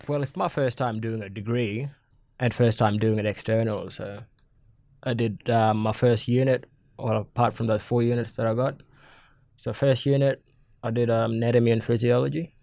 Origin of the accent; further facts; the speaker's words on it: Matamala, Northern Territory, Australia; also born or lived in Darwin; I'm a Yungu man, uh, from the Gumaj clan. I grew up in Matamara